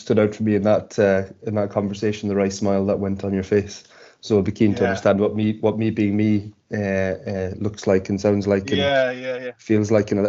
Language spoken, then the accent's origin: English; Ireland; two Irishmen on a pod